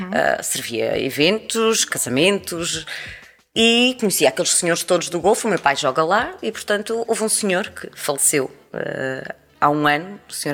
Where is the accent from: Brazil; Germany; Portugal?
Portugal; Praia da Vitória, Azores; accent: Terceirense; nasci na freguesia da Gualva, na Praia da Vitória, sou terceirense de Gema